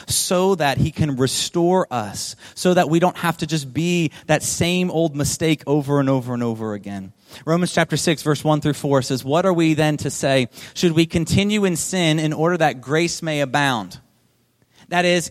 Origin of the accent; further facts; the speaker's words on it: Delaware, United States; I grew up in Delaware on the East Coast.